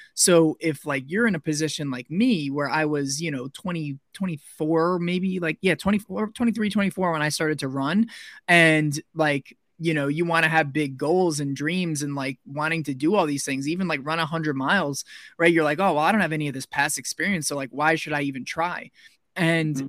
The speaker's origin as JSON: {"language": "English", "town": "Somers", "region": "New York", "country": "United States", "tie": "born or raised there", "also_born_or_lived": "Pennsylvania / Wisconsin", "moved": "as an adult", "lives_now": "Arizona, United States", "said": "I grew up in New York, so about 45 minutes north of New York City, in a little suburban town called Somers, New York, in Westchester County"}